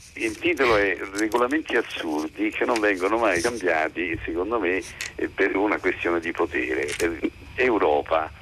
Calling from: Rome, Lazio, Italy; chiamo da Roma

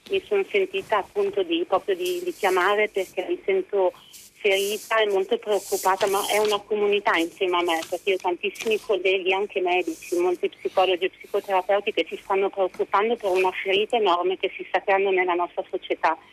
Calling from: Parma, Emilia-Romagna, Italy; siamo da Parma, sono una psicoterapeuta felicemente vaccinata io e tutta la mia famiglia

